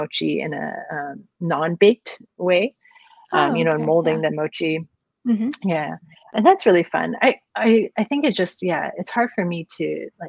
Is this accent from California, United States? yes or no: yes; Los Angeles, California, United States; I grew up in Los Angeles